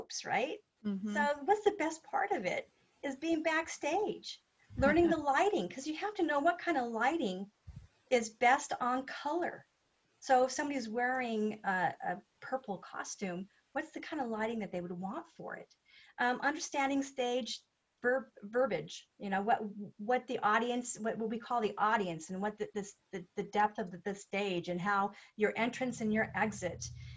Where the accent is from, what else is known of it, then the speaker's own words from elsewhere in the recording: United States; as an American woman